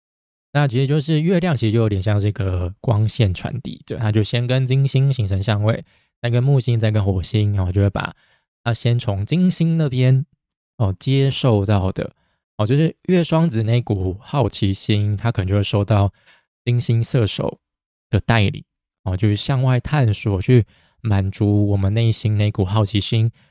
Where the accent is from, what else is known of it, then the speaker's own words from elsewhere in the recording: Taiwan; born there; 我还是真的很庆幸我是生在台湾。我们台湾真的是跟其他国家比起来，真的是幸运很多了。